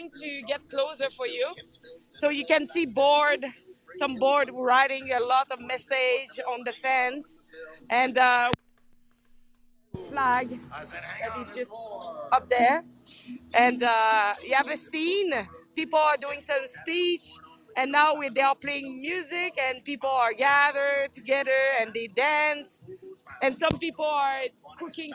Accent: Canada; We are Canadian.

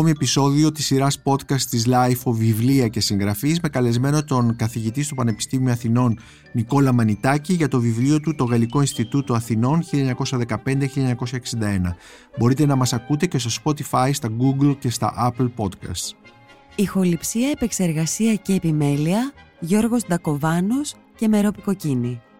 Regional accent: Brussels, Brussels-Capital Region, Belgium; Γεννήθηκα στις Βρυξέλλες

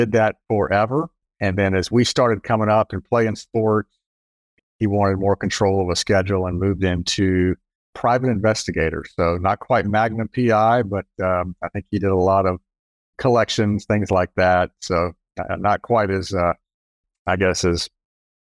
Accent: Jacksonville, Florida, United States; I grew up actually in Jacksonville. I'm a fourth generation in Jacksonville.

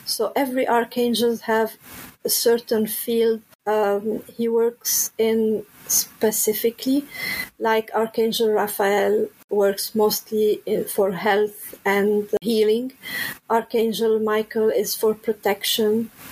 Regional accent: Lebanon; moved away; I'm originally from Lebanon

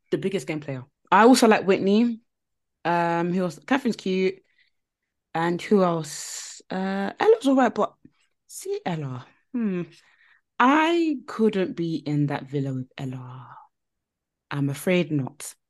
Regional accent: United Kingdom; we're all British.

